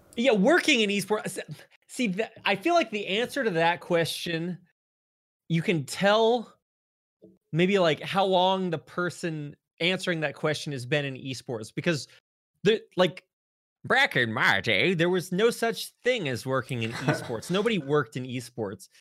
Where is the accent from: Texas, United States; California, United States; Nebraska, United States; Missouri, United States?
Texas, United States; North; moved away as an adult; now in Seoul, South Korea; I grew up on a farm way out in the country in North Texas, not too far away from Oklahoma